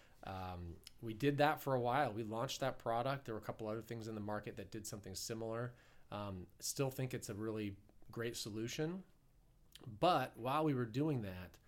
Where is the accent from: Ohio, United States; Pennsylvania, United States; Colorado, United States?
Ohio, United States; also born or lived in New York; now in Southern California, United States; I'm an Ohio boy. I'm a Midwesterner. Being back here in Kansas City feels a little like home, but I grew up in Ohio